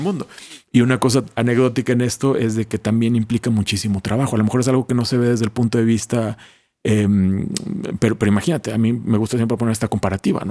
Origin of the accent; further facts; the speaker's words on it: Mexico; moved away as an adult; also born or lived in Italy / Nairobi, Kenya / Madrid, Spain; como mexicanos